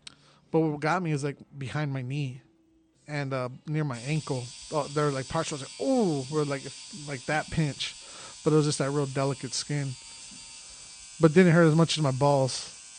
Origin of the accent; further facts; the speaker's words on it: Philippines; this Filipino dude has some really good, and I'm Filipino.